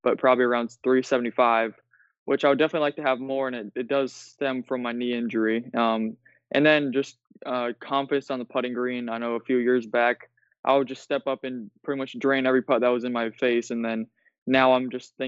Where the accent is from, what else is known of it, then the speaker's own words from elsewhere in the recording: Iowa, United States; I'm from Iowa, so it gets really cold here in the winter.